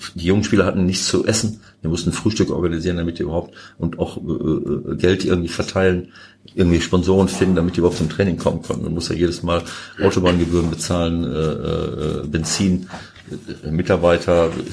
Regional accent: Bielefeld, North Rhine-Westphalia, Germany; moved away; also born or lived in Mönchengladbach / Piraeus/Athens (Panionios); Bielefeld natürlich auch noch ein bisschen, weil es meine Heimat ist

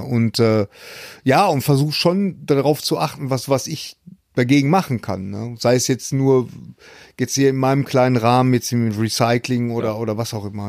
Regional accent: Bochum, North Rhine-Westphalia, Germany; bei uns in Bochum

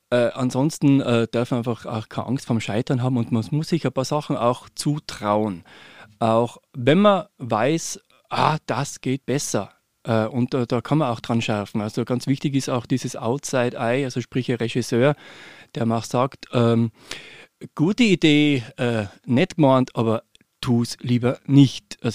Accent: Innsbruck, Tyrol, Austria; aber in Summe das olympische Dorf damals, äh, wo ich aufgewachsen bin, war wunderbar.

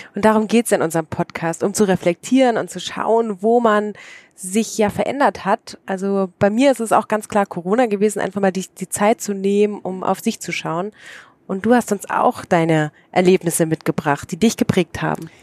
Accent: Freiburg, Baden-Württemberg, Germany; now in Austria; Ich bin ja so aus der Freiburg-Gegend, da trinkt man Gutedel

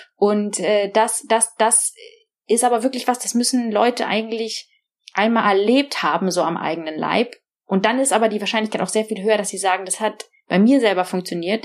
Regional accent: Germany; moved away as an adult; now in Oxford, United Kingdom; Englisch war nicht meine meine Muttersprache und ich konnte auch nicht so besonders gut Englisch und ich war auch schon durch dieses deutsche System sehr geprägt

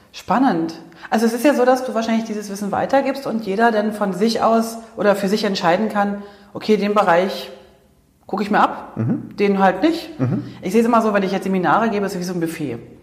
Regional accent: East Germany, Germany; moved away; Also ich bin ja aus dem Osten, ne? ich bin ja ein Ostkind.

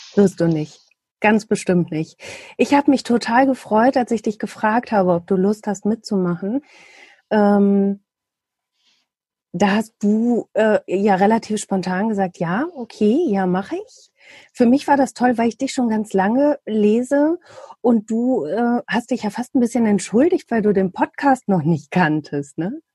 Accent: Bielefeld, North Rhine-Westphalia, Germany; komme ich aus Bielefeld, arbeite beim Radio

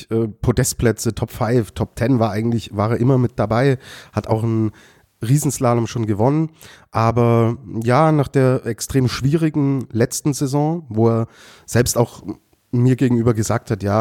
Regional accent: Austria; dann würde mich das als Österreicher beruhigen, Lukas.

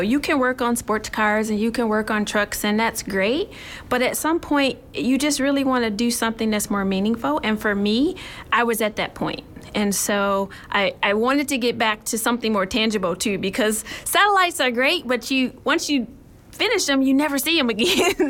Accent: Michigan, United States; So, I'm actually from Michigan. Okay. And growing up in Michigan

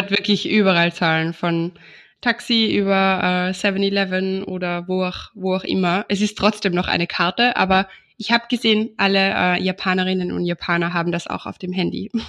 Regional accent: Austria; bei uns in Österreich

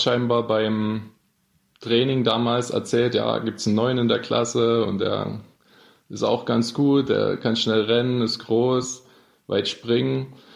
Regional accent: Freiberg, Saxony, Germany; also born or lived in Dresden; bis dritte Schulklasse war ich in Dresden. Dann bin ich mit meiner Mutter zurück nach Freiberg gezogen.

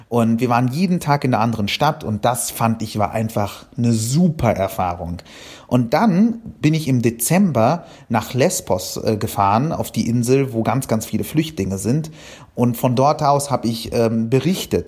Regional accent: Cairo, Cairo Governorate, Egypt; now in Germany; ich bin ja in Kairo, in Ägypten aufgewachsen

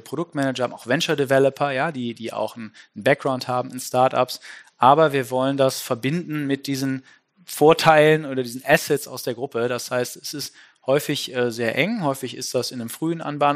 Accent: Düsseldorf, North Rhine-Westphalia, Germany; ich als Düsseldorfer

